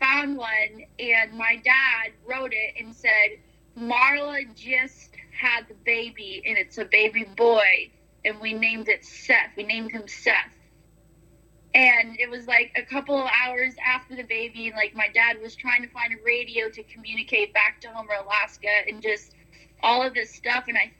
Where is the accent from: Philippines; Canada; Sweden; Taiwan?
Philippines; I was like, wow, that's different than, you know, growing up in the Philippines.